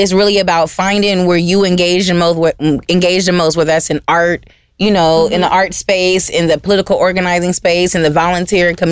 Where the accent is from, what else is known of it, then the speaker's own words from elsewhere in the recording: Los Angeles, California, United States; I'm from South Central and born and raised